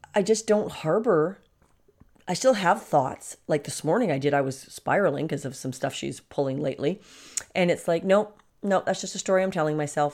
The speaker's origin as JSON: {"language": "English", "country": "Canada", "said": "in Canada, our prime minister"}